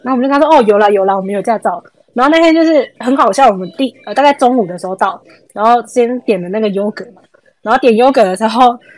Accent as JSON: {"language": "Chinese", "country": "Taiwan", "said": "我们是台湾人"}